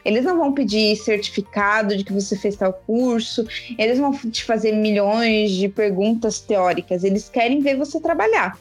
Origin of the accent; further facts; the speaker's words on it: Curitiba, Paraná, Brazil; moved away as an adult; also born or lived in Florianópolis, Santa Catarina; Eu sou de Curitiba, mas eu morava em Floripa